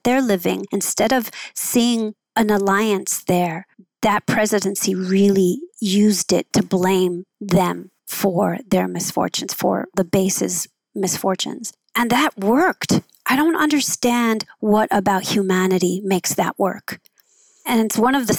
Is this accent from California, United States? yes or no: yes; Los Angeles, California, United States; also born or lived in Oakland; I grew up in Southeast